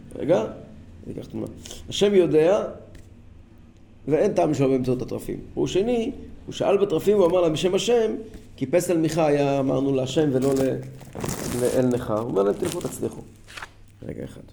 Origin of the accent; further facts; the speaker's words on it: Kfar Chabad, Central District, Israel; אני גדלתי בכפר חב"ד